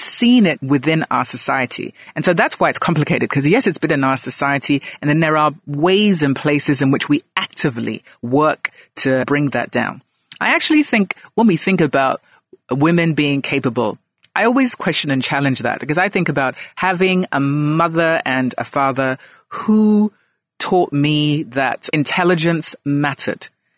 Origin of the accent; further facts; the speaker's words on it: Ghana; also born or lived in London, United Kingdom; I call myself a global Ghanaian. So I was born in London, then I came home to Ghana, and then I went back and forth.